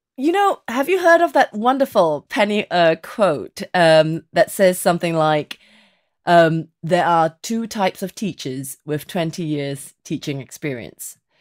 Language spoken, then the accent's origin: English; Singapore; moved away as an adult; now in England; I was born in Singapore